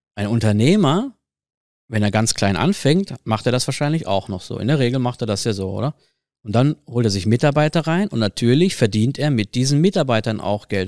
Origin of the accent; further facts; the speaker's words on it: Ruhr area, North Rhine-Westphalia, Germany; moved away as an adult; now in Switzerland; Das ist ja die Ecke, wo ich, wo ich herkomme